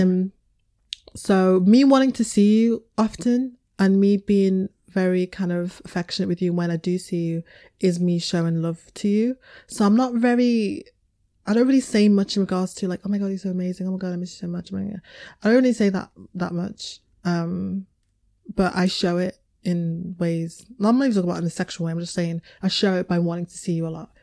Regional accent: Liverpool, North West England, United Kingdom; I was raised in Liverpool

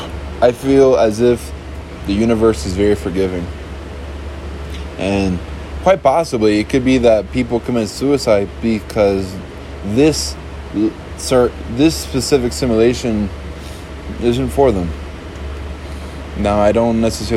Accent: Miami, Florida, United States; A very small decimal within the United States where I was born in, like Miami

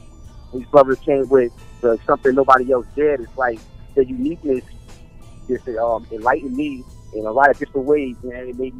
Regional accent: Mount Vernon, New York, United States; now in Phoenix, United States; I'm with UTLMG. I'm originally from Mount Vernon, New York. I live in Arizona now, in the Phoenix area.

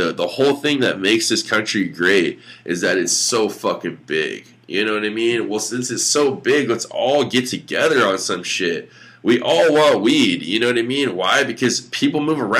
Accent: United States; we're all American

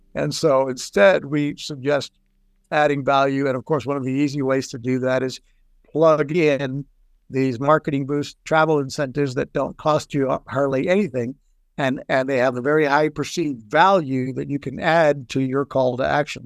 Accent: Puerto Rico; moved away; also born or lived in Texas / Florida; I grew up in Puerto Rico. I'm Mexican uh, back Mexican American, born in Texas. Grew up in Puerto Rico

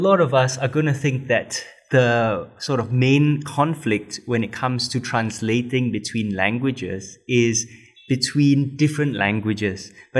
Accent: Singapore; being Singaporean and not speaking any sort of Malay as a native language, only as a third language, which I've recently started learning

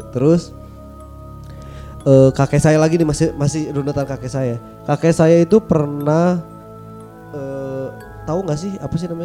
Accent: Bandung, West Java, Indonesia; kalau kampung halaman, saya kampung halaman pasti di Bandung, karena uh. saya lahir di Bandung kan.

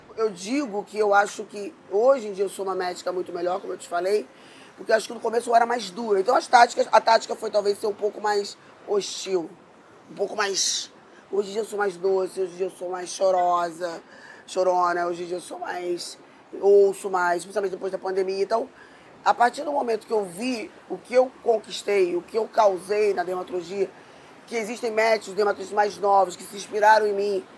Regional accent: Rio de Janeiro, Brazil; eu fui criada na Zona Sul

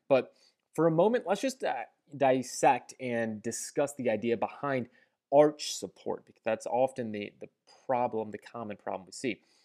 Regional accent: St. Louis, Missouri, United States; I'm from Saint Louis, we have the Saint Louis Gateway Arch.

